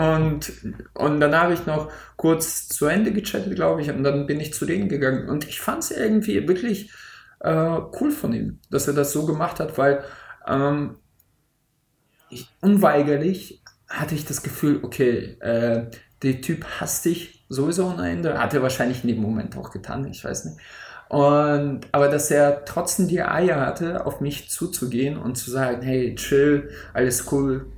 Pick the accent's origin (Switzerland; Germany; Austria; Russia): Russia; Siberia; moved away; aus dem tiefsten Sibirien äh, äh, äh auf jeden Fall ein paar Fotos zu schicken, da wo ich geboren bin